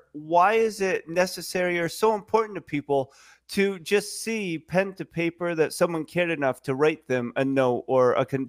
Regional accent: Vermont, United States; also born or lived in New Brunswick; And growing up in Vermont, where we claim the best foliage and maple syrup ever

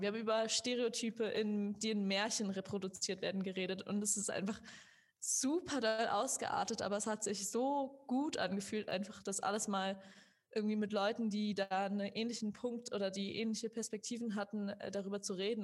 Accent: Germany; ich, die aufgewachsen ist in Deutschland. Also ich war die Einzige, die wirklich irgendwie die ganze Zeit in Deutschland bisher gelebt hat, ihr ganzes Leben.

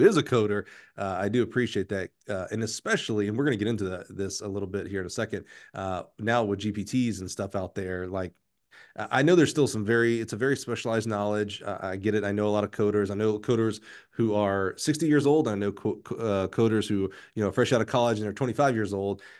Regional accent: Alabama, United States; I'm from Alabama

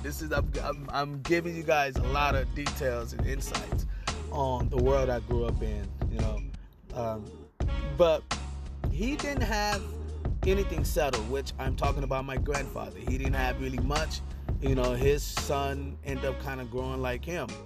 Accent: Lynwood, California, United States; I was born in Linwood, California

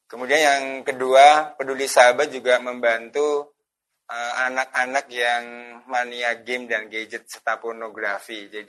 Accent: Magelang, Central Java, Indonesia; Eh, asal saya dari kota Magelang, Jawa Tengah. Jadi saya masih tinggal di kota Magelang, Jawa Tengah.

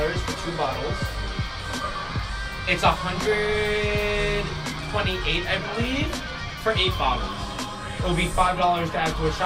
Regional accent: New York City, New York, United States; I grew up in the Bronx

